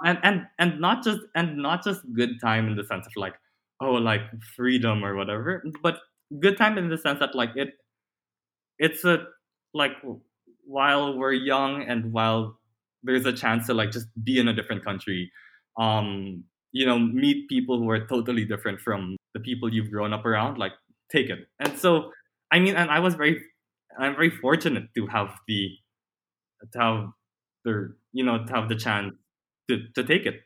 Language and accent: English; Manila, Metro Manila, Philippines; moved away as an adult; I've spent my entire life in the Philippines